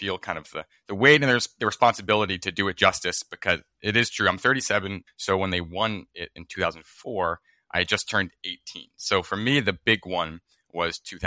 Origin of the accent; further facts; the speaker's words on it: Arlington, Massachusetts, United States; I grew up right in Arlington